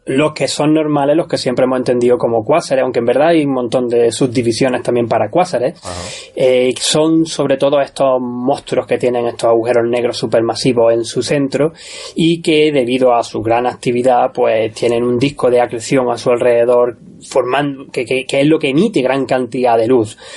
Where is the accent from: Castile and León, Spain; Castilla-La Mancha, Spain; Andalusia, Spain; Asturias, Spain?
Andalusia, Spain; Córdoba; now in Australia; con este acento soy nacido en Córdoba